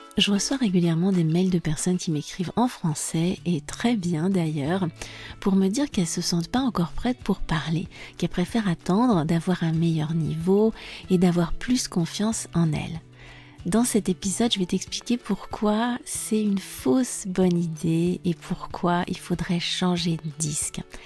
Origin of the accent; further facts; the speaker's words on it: France; je suis française